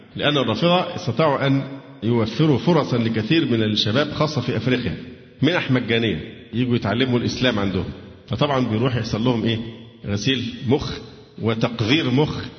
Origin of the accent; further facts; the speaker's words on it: Egypt; عندنا في مصر